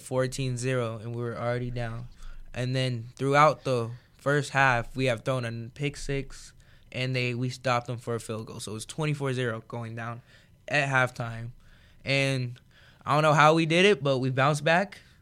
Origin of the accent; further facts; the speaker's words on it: California, United States; now in Iowa, United States; from California